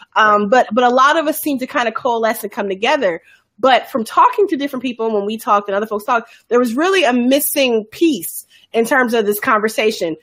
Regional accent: Chicago, Illinois, United States; folks I knew from growing up in Chicago

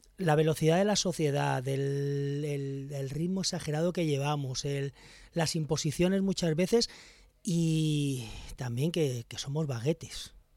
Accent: Alicante, Valencian Community, Spain; es la tierra donde vivo, yo soy de Alicante

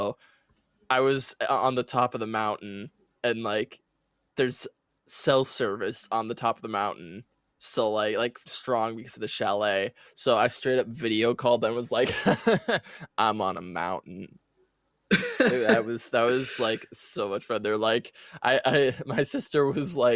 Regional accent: Wisconsin, United States; I'm from Wisconsin

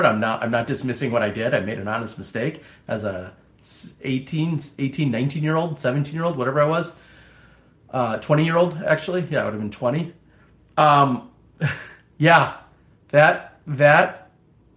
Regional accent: Appleton, Wisconsin, United States; my hometown in at the time Appleton, Wisconsin

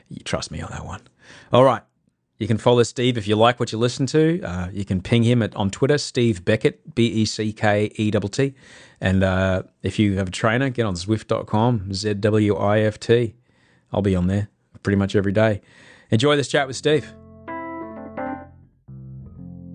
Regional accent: Brisbane, Queensland, Australia; It's my hometown

